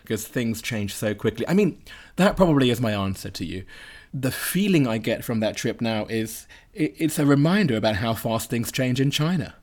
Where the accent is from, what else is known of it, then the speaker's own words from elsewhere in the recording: United Kingdom; me as a Brit